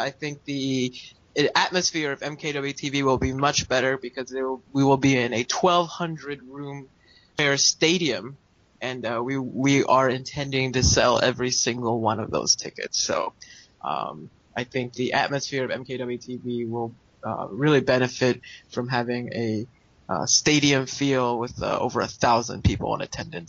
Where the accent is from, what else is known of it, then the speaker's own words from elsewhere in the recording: United States; moved away; I'm American